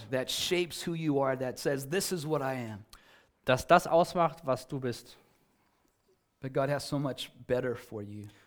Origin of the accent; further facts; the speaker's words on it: California, United States; For me, as as I was growing up in Southern California